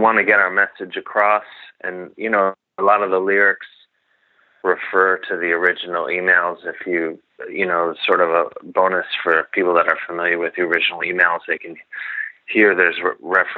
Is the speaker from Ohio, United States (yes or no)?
no; Gary, Indiana, United States; I'm from Indiana